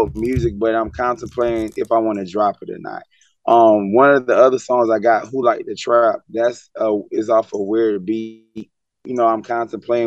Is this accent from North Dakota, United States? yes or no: no; South Carolina, United States; moved away as an adult; now in Atlanta, United States; I'm from South Carolina. I'm from Pinehurst Park, 803 Metro